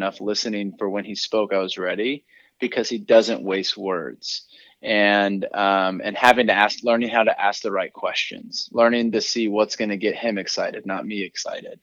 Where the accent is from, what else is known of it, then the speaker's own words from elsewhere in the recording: Seattle, Washington, United States; also born or lived in Ventura, California; now in Orange County, United States; I grew up in Seattle, Washington